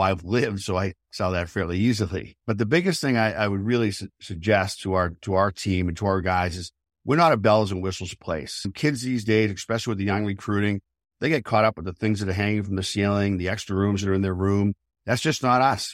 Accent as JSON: {"language": "English", "area": "outside of Boston", "region": "Massachusetts", "country": "United States", "tie": "born or raised there", "said": "I grew up outside of Boston"}